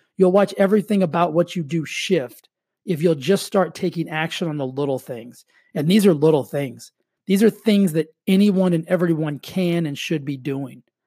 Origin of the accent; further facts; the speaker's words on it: Texas, United States; moved away as an adult; now in California, United States; I grew up in Texas.